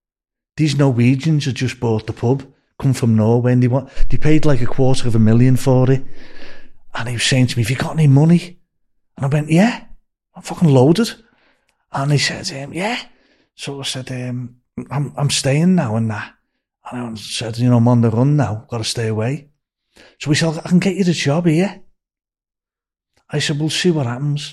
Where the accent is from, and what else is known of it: Liverpool, North West England, United Kingdom; accent: Scouse; moved away as an adult